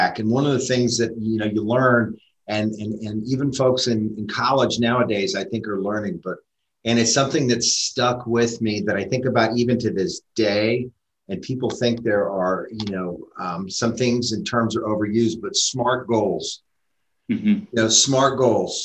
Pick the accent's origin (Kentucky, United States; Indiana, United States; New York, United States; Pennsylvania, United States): Pennsylvania, United States; Pittsburgh; moved away as an adult; I was raised in Pittsburgh. So I was raised in Pittsburgh, graduated high school in Pittsburgh